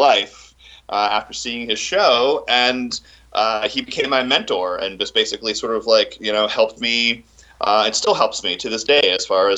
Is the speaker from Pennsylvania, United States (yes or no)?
no; Orlando, Florida, United States; I grew up in Orlando, you know, cultural center of the world